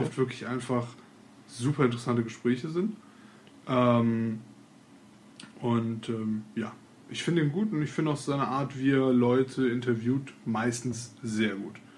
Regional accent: Cologne, North Rhine-Westphalia, Germany; bei uns in Köln

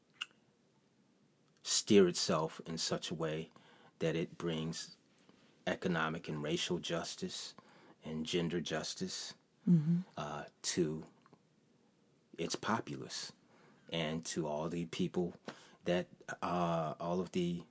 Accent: Detroit, Michigan, United States; moved away as an adult; also born or lived in Chicago; I was born in Henry Ford Hospital

